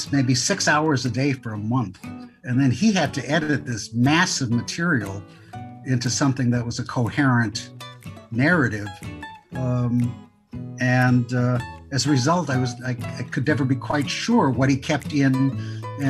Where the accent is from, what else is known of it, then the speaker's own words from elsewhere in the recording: Superior, Wisconsin, United States; also born or lived in Melrose, Wisconsin; I grew up first in a little town called Melrose, Wisconsin, 497 people. My father was a country doctor. Then a town called Superior, Wisconsin